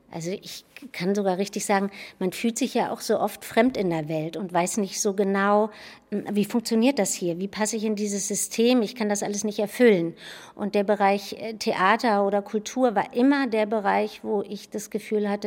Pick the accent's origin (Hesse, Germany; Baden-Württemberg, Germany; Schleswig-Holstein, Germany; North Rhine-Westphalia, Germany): Schleswig-Holstein, Germany; Bargteheide; Ja, oder bei Hamburg, ne? in Bagdaheide.